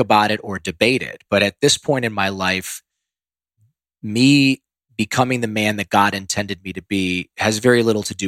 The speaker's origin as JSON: {"language": "English", "region": "Ohio", "country": "United States", "tie": "born or raised there", "moved": "yes"}